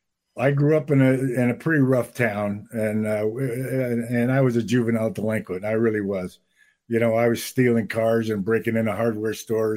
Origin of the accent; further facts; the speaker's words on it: Enfield, Connecticut, United States; I grew up in a little town called Enfield, right on the Massachusetts border.